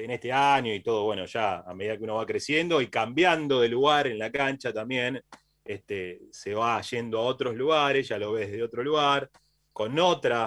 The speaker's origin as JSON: {"language": "Spanish", "town": "Banfield", "region": "Buenos Aires Province", "country": "Argentina", "said": "Nosotros somos de, originariamente, de Banfield"}